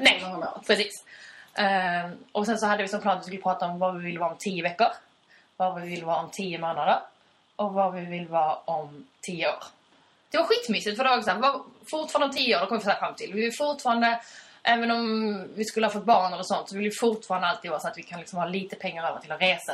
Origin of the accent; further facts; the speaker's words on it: Skåne, Sweden; accent: Skånska; vår skånska kanske är lite blurrig